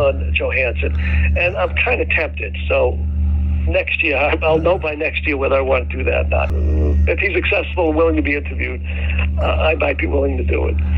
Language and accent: English; New York City, New York, United States; I'm from New York City, and most people can tell right away, besides the way I talk